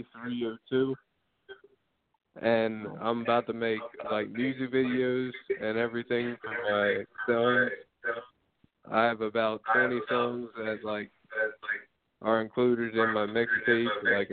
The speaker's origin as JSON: {"language": "English", "region": "Delaware", "country": "United States", "said": "I'm from Delaware."}